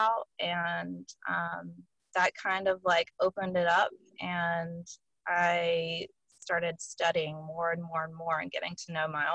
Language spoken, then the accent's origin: English; Western North Carolina, United States; I grew up in the Bible Belt in Western North Carolina